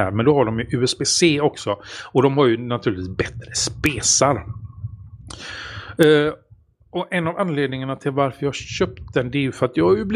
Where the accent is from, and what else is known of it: Sweden